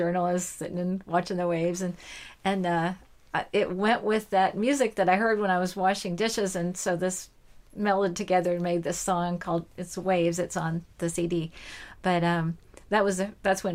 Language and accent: English; North Dakota, United States; moved away; I grew up in North Dakota